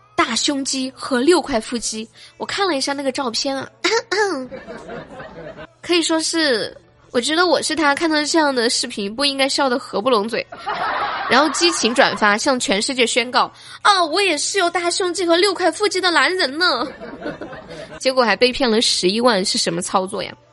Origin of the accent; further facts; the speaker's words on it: China; 我们生在中国